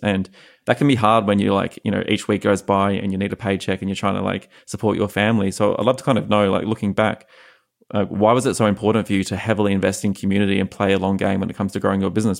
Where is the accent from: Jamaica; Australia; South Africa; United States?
Australia; moved away as an adult; as like a young H R professional growing up in Australia